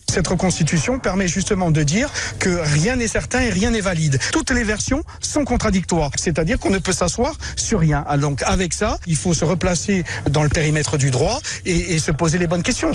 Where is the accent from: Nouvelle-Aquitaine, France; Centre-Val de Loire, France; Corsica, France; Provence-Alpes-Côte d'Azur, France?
Corsica, France; creuser mon sillon par rapport à, ma corsité, à ma corsitude